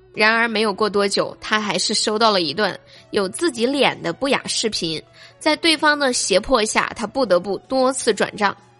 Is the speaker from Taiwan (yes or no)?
no; China; 我们生在中国